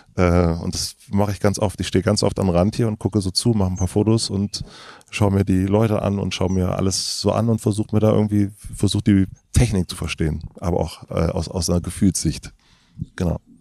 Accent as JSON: {"language": "German", "country": "Germany", "said": "wir aus Deutschland"}